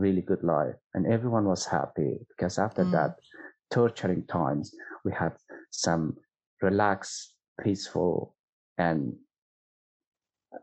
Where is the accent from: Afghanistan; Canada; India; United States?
Afghanistan; Kabul; English is a second language; moved away as an adult; also born or lived in Pakistan; now in Australia; I was born in Kabul, and my father and my mom, they both grown in Kabul, and they were sort of, that was their home